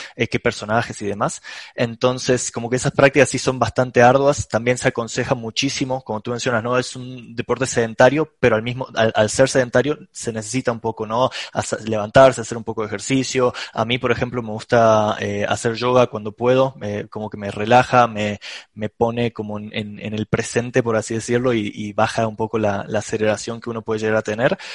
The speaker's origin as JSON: {"language": "Spanish", "region": "Córdoba", "country": "Argentina", "said": "yo soy de Argentina, eh, en una ciudad que se llama Córdoba"}